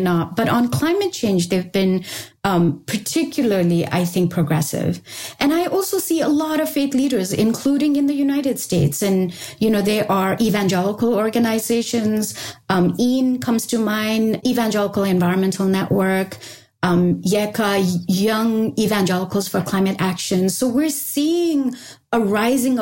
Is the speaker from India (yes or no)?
yes; Sikkim, India; I come from Sikkim. I come from a Bhutia family, which means basically a Tibetan settled in that region family